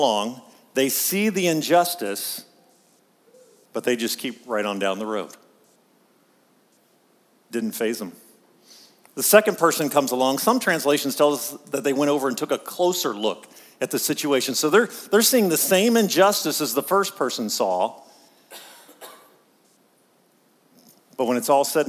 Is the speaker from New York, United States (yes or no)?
no; Pittsburgh, Pennsylvania, United States; I'm from Pittsburgh